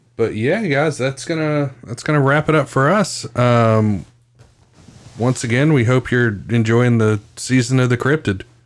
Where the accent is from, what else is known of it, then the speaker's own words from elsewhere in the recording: West Virginia, United States; I'm from West Virginia